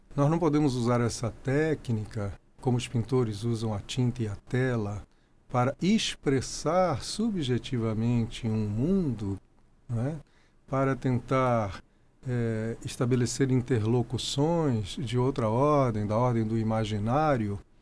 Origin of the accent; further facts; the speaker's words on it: Brasília, Federal District, Brazil; also born or lived in Rio de Janeiro; eu fui levado para Brasília. Eu tinha três anos de idade